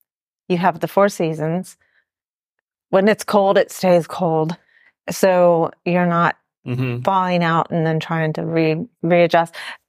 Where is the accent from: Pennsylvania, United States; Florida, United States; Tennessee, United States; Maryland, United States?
Florida, United States; moved away; because I grew up in Florida.